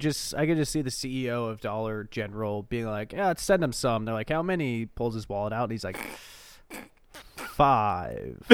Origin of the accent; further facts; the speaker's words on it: Oregon, United States; I'm from Oregon